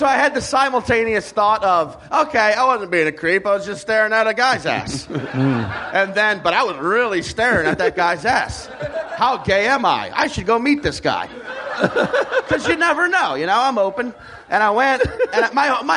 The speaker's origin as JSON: {"language": "English", "town": "Slidell", "region": "Louisiana", "country": "United States", "tie": "born or raised there", "said": "But I grew up in New Orleans, like outside New Orleans"}